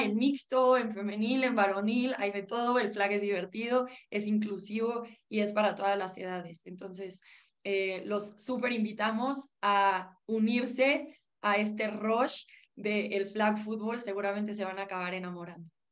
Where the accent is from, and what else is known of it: Mexico